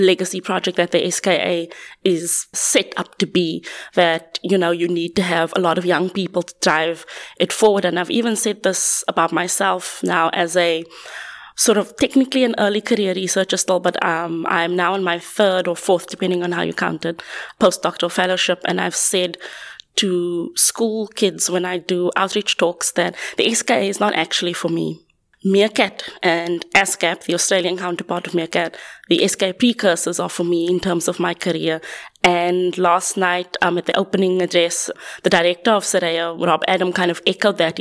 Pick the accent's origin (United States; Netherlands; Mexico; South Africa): South Africa; Cape Town, Western Cape; moved away as an adult; now in Manchester, United Kingdom; I'm originally from Cape Town, currently working at the University of Manchester